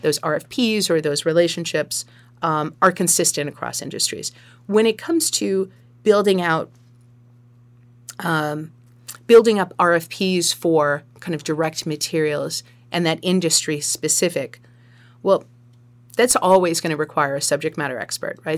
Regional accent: Sharon, Massachusetts, United States; moved away as an adult; now in Marshfield, United States; I was born and raised in Sharon

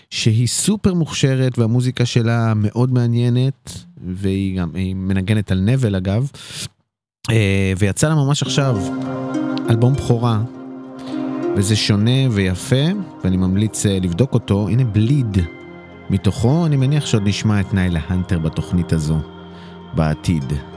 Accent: Netanya, Central District, Israel; אני מנתניה

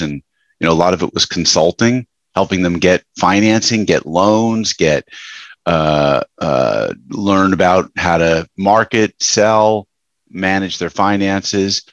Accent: Westchester, New York, United States; I grew up in Westchester, New York

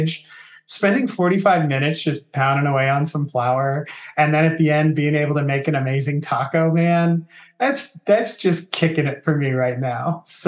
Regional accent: Southern California, United States; I'm from Southern California. Mexican food is like in my blood. It's actually literally in my blood, as I am a quarter Mexican.

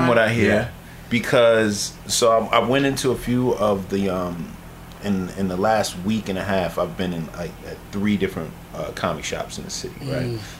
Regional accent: New York City, New York, United States; I'm a brother. I'm from Harlem.

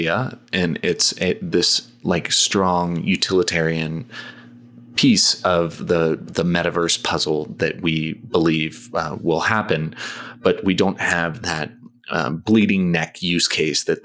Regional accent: United States; moved away as an adult; also born or lived in Thailand; I'm an American, but I spent 10 years outside of the US, so I'm very much a diet American at this point

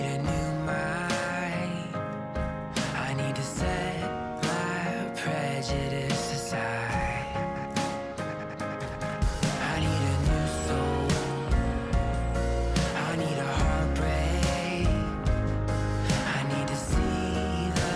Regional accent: New Jersey, United States; moved away as an adult; now in North Carolina, United States; I grew up in New Jersey

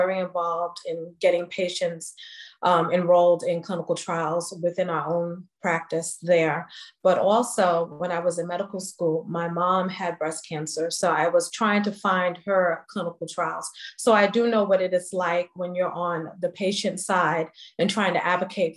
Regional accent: New York, United States; moved away; I'm originally from New York

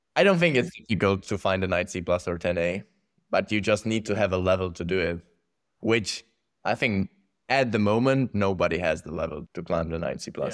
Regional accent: Czechia; growing up there

